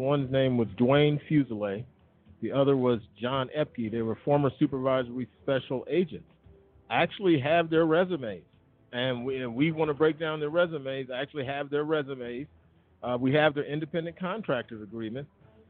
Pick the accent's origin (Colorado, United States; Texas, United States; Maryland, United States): Colorado, United States; Colorado Springs; We're from Colorado Springs, Colorado.